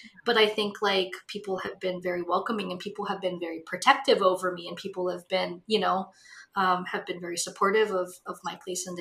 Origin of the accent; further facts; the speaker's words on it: Hawaii, United States; now in Los Angeles, United States; I grew up in Hawaii, which is basically like an island version of the Midwest.